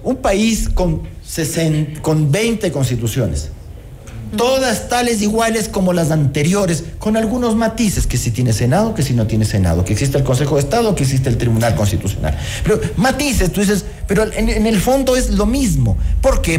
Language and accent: Spanish; Ecuador; sí somos los ecuatorianos